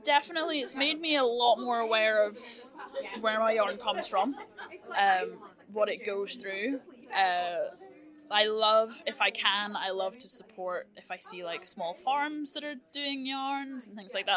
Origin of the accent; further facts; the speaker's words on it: Northern Ireland, United Kingdom; I'm from Northern